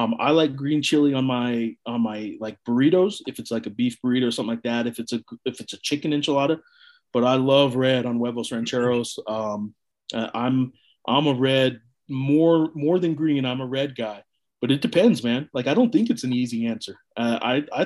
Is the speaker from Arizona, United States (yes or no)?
no; New Mexico, United States; I was born in New Mexico